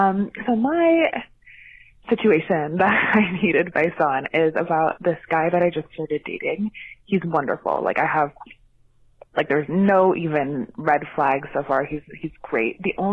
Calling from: Montreal, Quebec, Canada; I'm calling from Montreal, Canada.

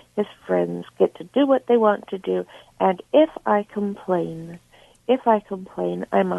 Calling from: Winnipeg, Manitoba, Canada

